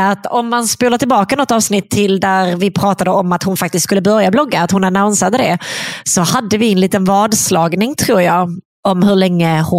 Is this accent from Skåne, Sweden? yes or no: yes; Skåne, Sweden; jag är skåning bara.